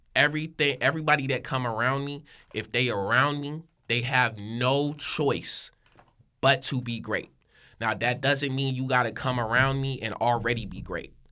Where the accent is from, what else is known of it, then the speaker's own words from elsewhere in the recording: Hickory, North Carolina, United States; moved away as an adult; now in Sacramento, United States; I'm not from Sacramento. I'm from Hickory, North Carolina.